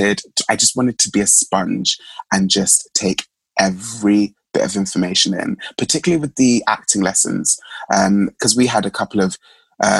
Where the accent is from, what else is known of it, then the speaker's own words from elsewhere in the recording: London, United Kingdom; also born or lived in Mulago, Uganda; I was living at home in East London during that year, just because I could and to save months and money and funds. So I came from Plaster, East London